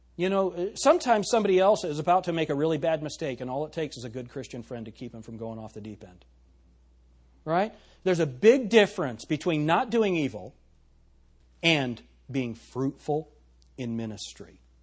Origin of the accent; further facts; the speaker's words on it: United States; we're American